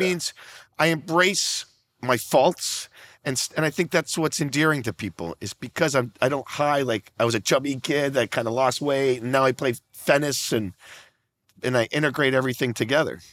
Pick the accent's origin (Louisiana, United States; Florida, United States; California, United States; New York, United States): Florida, United States; Naples; I'm from Naples, Florida, very small retirement community on the other side of Naples, I mean, on the other side of Florida